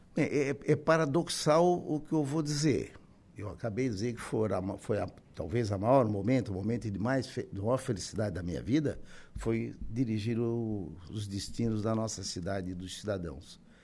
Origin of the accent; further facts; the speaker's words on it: Araranguá, Santa Catarina, Brazil; eu nasci, sou natural de Araranguá, estou com 73 anos, nasci em 1950